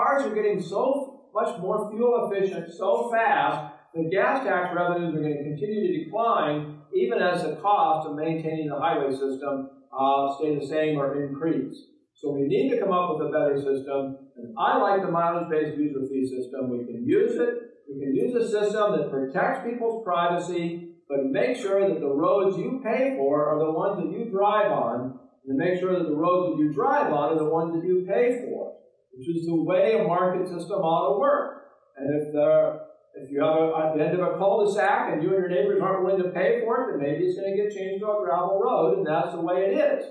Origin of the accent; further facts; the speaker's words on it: Oregon, United States; also born or lived in Portland; My home state of Oregon